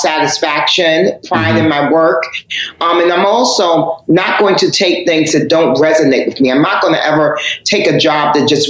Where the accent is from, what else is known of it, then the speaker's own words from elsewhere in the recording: Harlem, New York, United States; You know, I'm from Harlem.